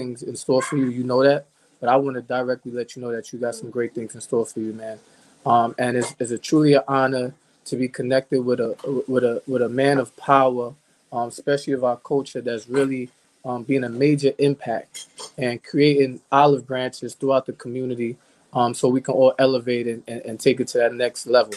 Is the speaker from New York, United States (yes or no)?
yes; New York City, New York, United States; moved away as an adult; now in Bloomfield, United States; I was born and raised in the Bronx